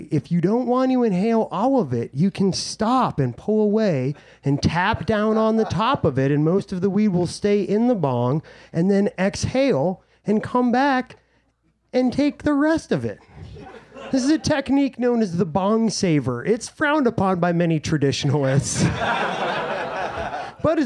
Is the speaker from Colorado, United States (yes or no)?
yes; Summit County, Colorado, United States; I'm from Summit County, Colorado, the high altitude, fertile crescent that birthed Colorado's cannabis culture.